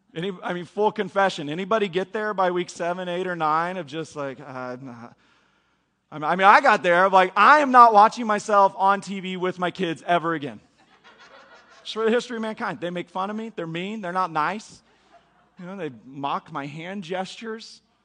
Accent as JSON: {"language": "English", "country": "United States", "said": "as Americans"}